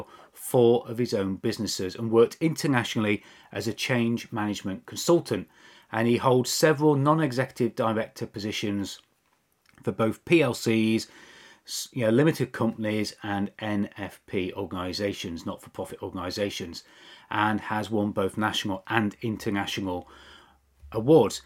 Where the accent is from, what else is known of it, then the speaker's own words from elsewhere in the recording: Mansfield, East Midlands, United Kingdom; moved away; my hometown of Mansfield